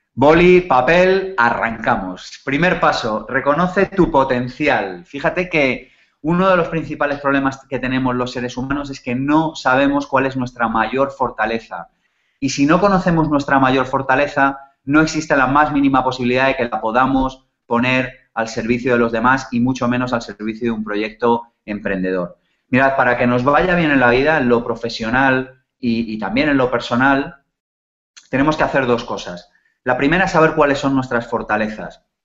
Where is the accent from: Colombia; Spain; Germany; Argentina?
Spain; nacimos en España en los 70 y en los 80